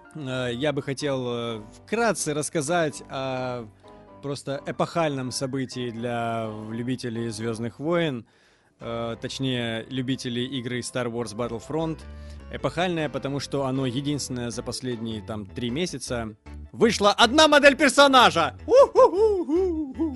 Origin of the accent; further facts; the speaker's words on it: Mariupol, Donetsk Oblast, Ukraine; Мариуполь, мой родной город